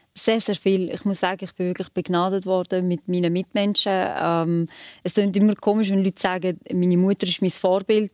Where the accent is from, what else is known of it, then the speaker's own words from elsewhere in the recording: Switzerland; also born or lived in Kosovo; so Albanerin in der Schweiz